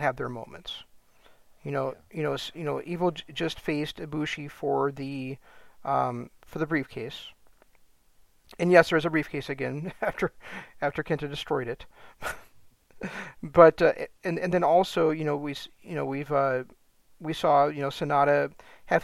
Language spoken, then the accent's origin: English; United States; being an American New Japan fan